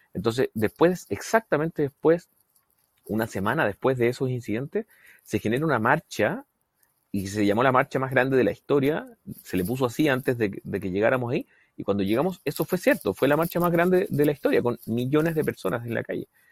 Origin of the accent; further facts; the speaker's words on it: Chile; yo soy así y así somos los chilenos